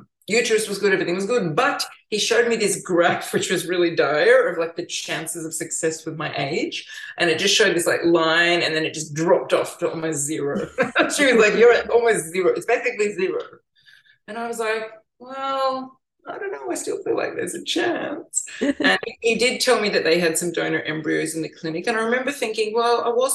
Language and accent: English; Melbourne, Victoria, Australia; now in New South Wales, Australia; I'm from Melbourne